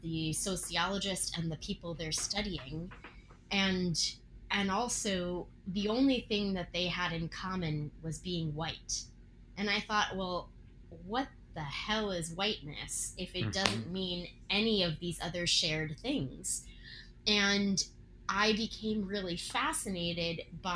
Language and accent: English; Virginia, United States; I grew up in Virginia.